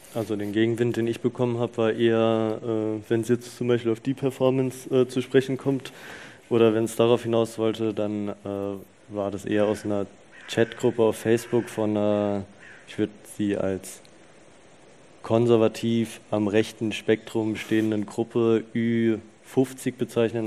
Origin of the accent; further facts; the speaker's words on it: Rüsselsheim, Hesse, Germany; ich bin aufgewachsen in Rüsselsheim.